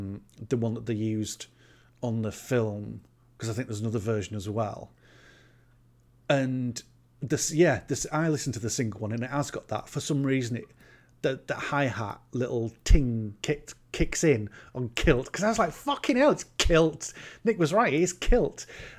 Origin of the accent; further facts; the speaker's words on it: Sunderland, North East England, United Kingdom; Because I'm originally from Sunderland.